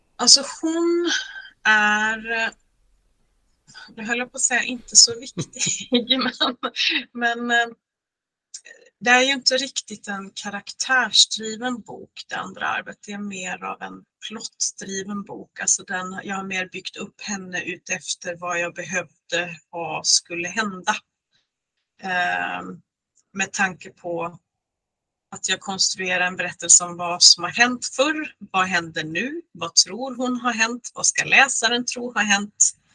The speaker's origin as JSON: {"language": "Swedish", "town": "Lysekil", "region": "Västra Götaland", "country": "Sweden", "tie": "born or raised there", "also_born_or_lived": "Uddevalla / Gothenburg", "moved": "as an adult", "lives_now": "Norway", "said": "mitt Bohuslän eftersom jag uppvuxen i Lysekil"}